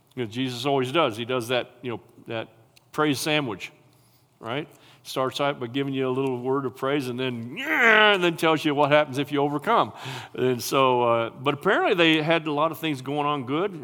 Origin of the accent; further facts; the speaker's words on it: United States; I'm an American and I'm a patriot